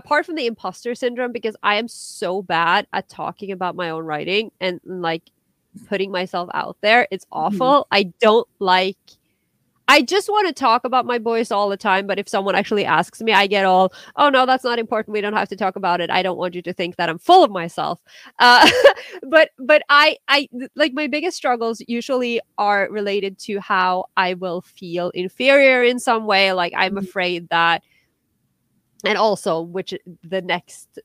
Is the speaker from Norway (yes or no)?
yes; Norway; English is a second language; I am a Norwegian writing in English, which is not my native language